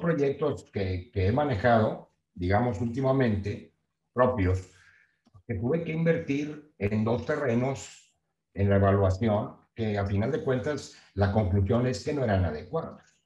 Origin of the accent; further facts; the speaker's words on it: Nueva Rosita, Coahuila, Mexico; moved away as an adult; also born or lived in Monterrey; now in Texas, United States; Yo soy de Nueva Rosita, Coahuila, eh, bien conocido como New Little Pinky